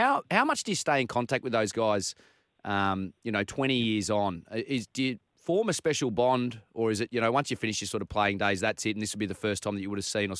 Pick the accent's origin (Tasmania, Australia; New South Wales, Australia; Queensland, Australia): New South Wales, Australia; Richmond; also born or lived in Malaysia; I grew up in Richmond, so, I mean, it was either you're a Penrith or a Paris supporter, but since I was a bit of a blown from Melbourne, I went for the Bunnies because of my old man.